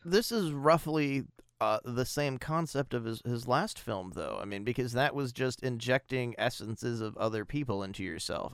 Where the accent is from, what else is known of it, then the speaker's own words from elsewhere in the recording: United States; as an American